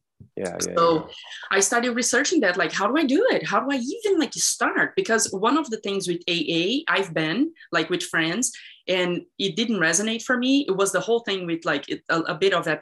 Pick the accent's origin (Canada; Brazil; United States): Brazil; moved away; I was raised in Brazil